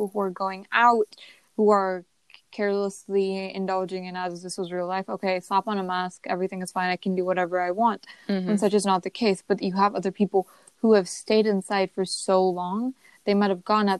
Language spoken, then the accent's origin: English; United States; us as Indian Americans